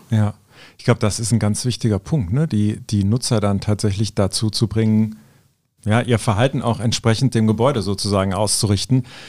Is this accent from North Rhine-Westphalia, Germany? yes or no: yes; Cologne, North Rhine-Westphalia, Germany; Ich bin Kölner